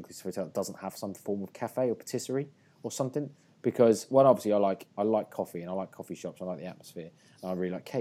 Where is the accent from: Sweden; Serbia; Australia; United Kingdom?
United Kingdom; England; I'm English